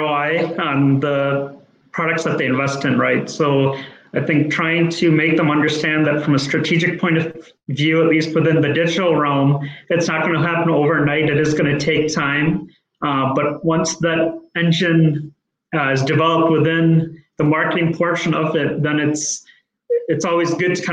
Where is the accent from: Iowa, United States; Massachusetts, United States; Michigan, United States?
Michigan, United States; Rochester Hills; I was born and raised in Rochester Hills, Michigan.